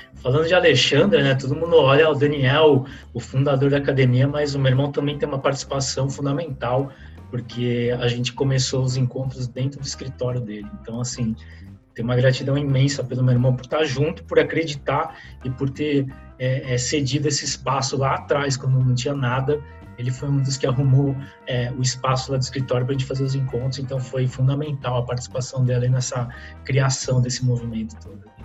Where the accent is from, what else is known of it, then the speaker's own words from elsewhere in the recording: Santos, São Paulo, Brazil; also born or lived in Fernandópolis, São Paulo; eu nasci no interior de São Paulo, numa cidade chamada Fernandópolis